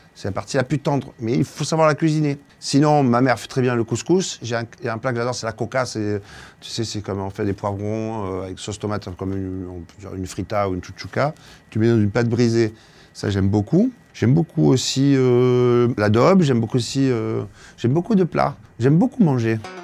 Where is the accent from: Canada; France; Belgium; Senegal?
France; Marseille, Provence-Alpes-Côte d'Azur; Ma région, tout le monde la connaît, je viens de Marseille.